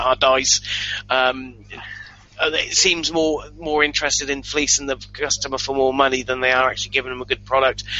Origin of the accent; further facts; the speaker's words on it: England, United Kingdom; I'm English.